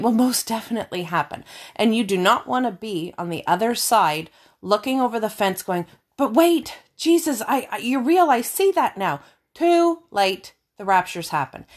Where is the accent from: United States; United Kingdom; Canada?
Canada; we're from Canada.